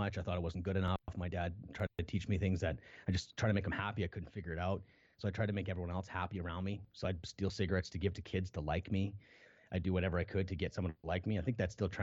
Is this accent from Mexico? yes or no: no; Canada; I was born in Canada